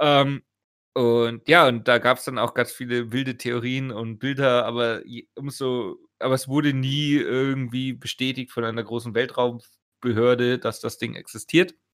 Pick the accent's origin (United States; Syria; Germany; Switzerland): Germany; Augsburg, Bavaria; bei uns in Augsburg